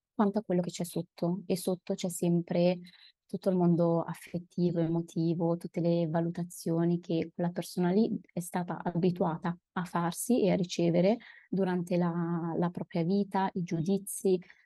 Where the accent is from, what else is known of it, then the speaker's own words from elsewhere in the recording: Milan, Lombardy, Italy; also born or lived in Padua / Turin; Io sono milanese